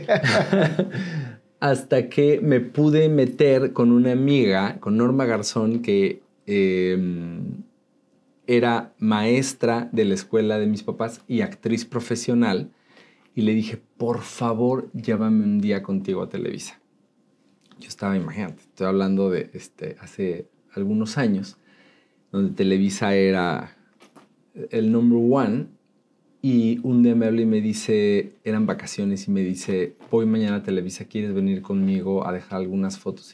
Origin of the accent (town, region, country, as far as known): Mexico City, Mexico; born or raised there; also born or lived in Tultepec, State of Mexico